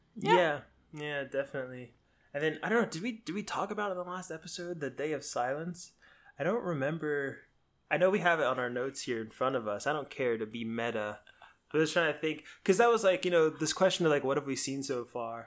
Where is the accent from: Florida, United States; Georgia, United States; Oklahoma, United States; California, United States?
Florida, United States; South; moved away; I grew up in South Florida